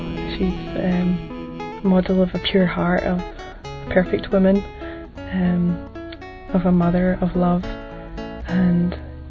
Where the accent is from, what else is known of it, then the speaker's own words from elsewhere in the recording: Scotland, United Kingdom; I'm 21 and I'm from Scotland.